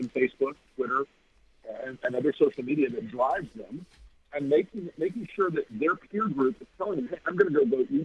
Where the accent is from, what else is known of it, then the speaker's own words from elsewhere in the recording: Florida, United States; I grew up in Florida